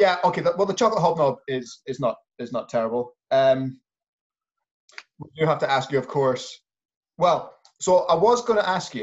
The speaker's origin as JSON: {"language": "English", "region": "Scotland", "country": "United Kingdom", "said": "As Scottish people"}